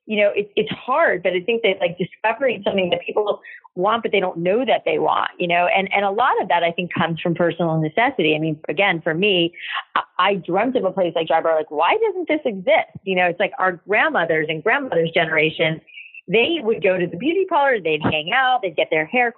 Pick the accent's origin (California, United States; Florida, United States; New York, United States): Florida, United States; South; I grew up in South Florida